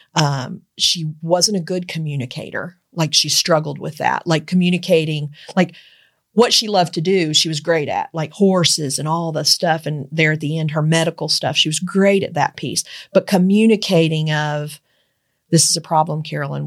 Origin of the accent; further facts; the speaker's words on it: Eastern Kentucky, United States; moved away; also born or lived in Georgetown, Kentucky; I grew up in Eastern Kentucky